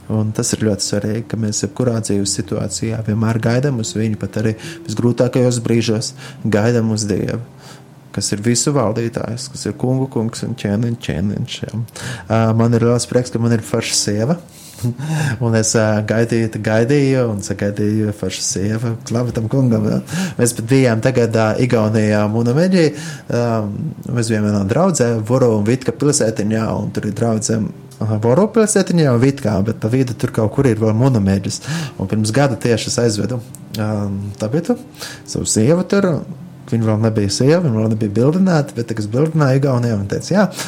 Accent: Latvia

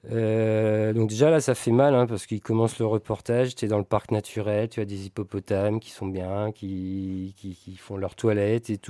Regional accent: France; mais comme nous on est français, bah, on a Total sous la main

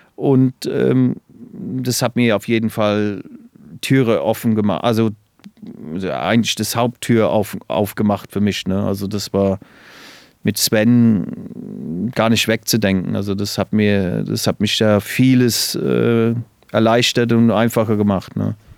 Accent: England, United Kingdom; moved away; Ich bin ja in England groß geworden. Das hört man ja immer noch, glaube ich. Ich habe immer noch ein bisschen äh, Akzent

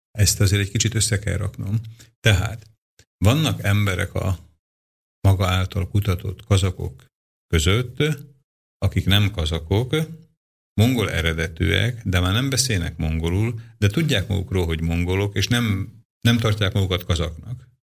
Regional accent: Dunajská Streda, Trnava Region, Slovakia; én Dunaszerdahelyen lakom, ott születtem, magyarul beszélek, Szlovákiában ugye ez a Dunaszerdahely

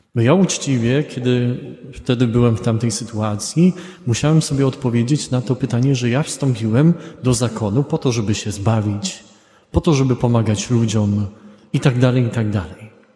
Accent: Poland; z Polski

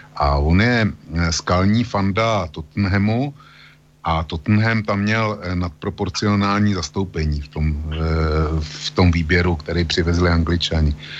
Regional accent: Plzeň, Plzeň Region, Czechia; u nás v Plzni

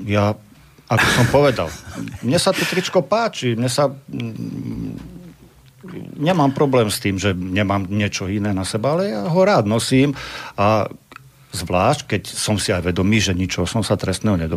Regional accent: Slovakia; To, že som Slovák.

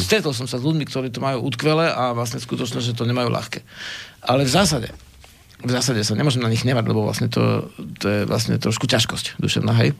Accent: Slovakia; som zo Spiša

